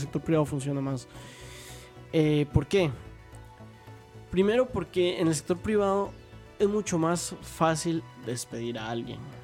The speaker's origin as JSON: {"language": "Spanish", "country": "Costa Rica", "said": "en Costa Rica tenemos leyes laborales"}